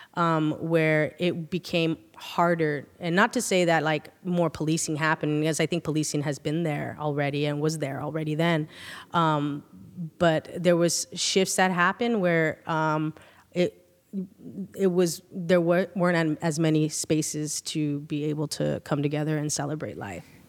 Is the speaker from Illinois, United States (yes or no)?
no; Sanger, California, United States; we're straight up from Sanger, from the countryside, the sticks